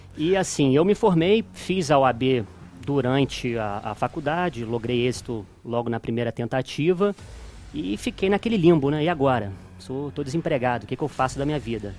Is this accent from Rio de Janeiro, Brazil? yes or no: yes; Petrópolis, Rio de Janeiro, Brazil; moved away as an adult; also born or lived in Juiz de Fora; now in Belo Horizonte, Brazil; sou natural de Petrópolis, estado do Rio de Janeiro. E moro aqui em Belo Horizonte desde 2016